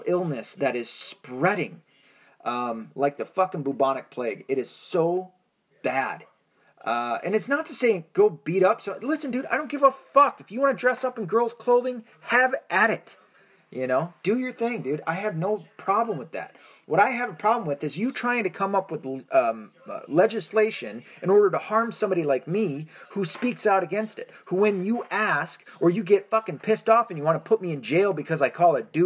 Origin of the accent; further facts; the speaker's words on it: United States; I am an American. I'm not an Irish man in the sense of I do not have a citizenship to Ireland